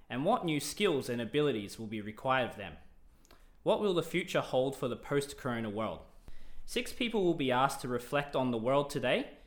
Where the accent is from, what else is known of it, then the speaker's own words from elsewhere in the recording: Australia; accent: Australian; also born or lived in New Zealand; my accent is definitely Australian, but if you have spoken to some of my colleagues also from Australia